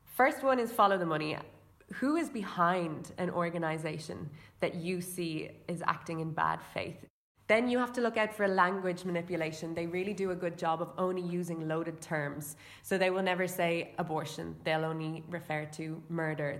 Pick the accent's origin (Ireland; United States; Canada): Ireland; I'm from Ireland